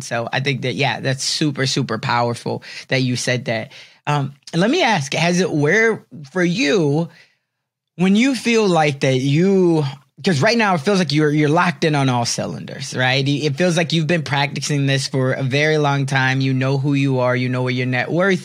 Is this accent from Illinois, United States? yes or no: yes; Chicago, Illinois, United States; I'm from Chicago